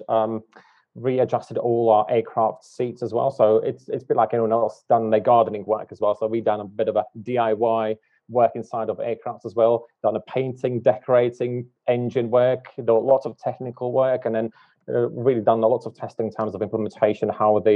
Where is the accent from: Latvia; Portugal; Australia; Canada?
Latvia; moved away as an adult; also born or lived in United Kingdom / Dubai / Hong Kong; I was born in Latvia, and I lived there for somewhat 20 odd years